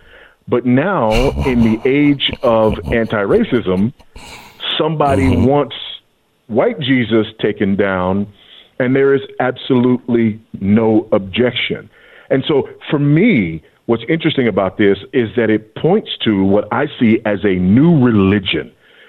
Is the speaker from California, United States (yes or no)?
yes; Los Angeles, California, United States; but I grew up in Los Angeles and it was still true there.